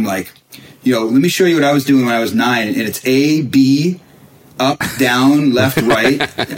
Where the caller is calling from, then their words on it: Bellevue, Washington, United States; Yeah, so I'm in Bellevue right now. Yeah, we're I'm between homes right now.